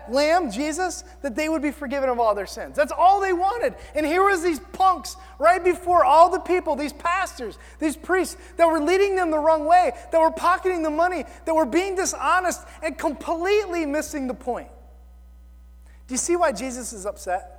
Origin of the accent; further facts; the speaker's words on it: the South, United States; I'm from the South.